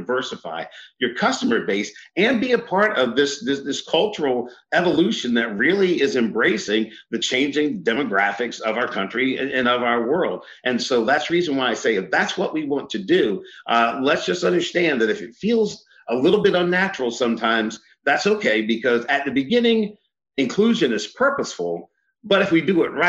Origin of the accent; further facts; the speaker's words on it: Eastern Shore of Maryland, United States; I grew up on the Eastern Shore of Maryland